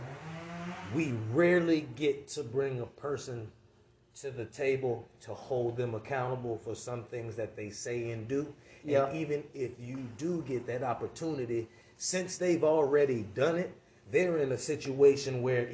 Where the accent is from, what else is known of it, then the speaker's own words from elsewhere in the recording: Brandon, Florida, United States; also born or lived in Valrico, Florida; I'm from Valrico, I'm from Brandon